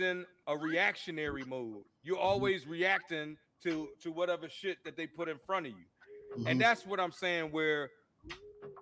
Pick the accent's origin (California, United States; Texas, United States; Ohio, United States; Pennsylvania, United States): Pennsylvania, United States; Philadelphia; now in North Carolina, United States; I'm from Philly